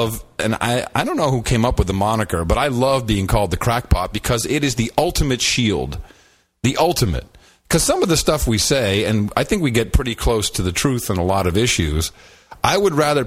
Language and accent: English; Amsterdam, North Holland, Netherlands; I grew up in Amsterdam.